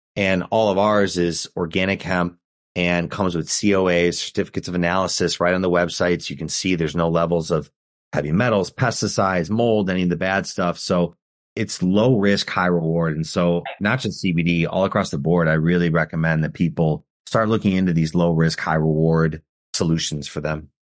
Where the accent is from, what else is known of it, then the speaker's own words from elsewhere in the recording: Chicago, Illinois, United States; We're from Chicago